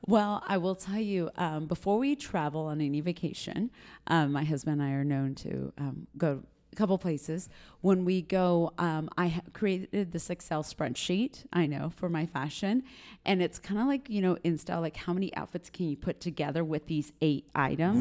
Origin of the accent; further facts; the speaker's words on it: Granbury, Texas, United States; also born or lived in Dallas / Chihuahua, Mexico (ancestry); now in San Antonio, United States; I was born in West Texas, and then we moved to Granbury, Texas, which is a small B and B community outside of Fort Worth.